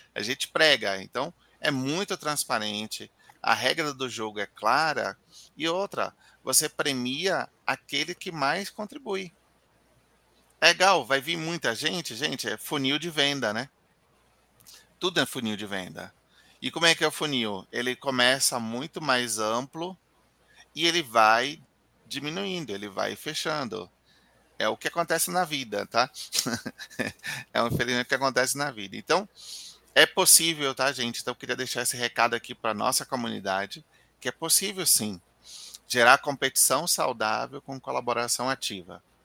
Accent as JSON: {"language": "Portuguese", "region": "Bahia", "country": "Brazil", "said": "eu sou baiano"}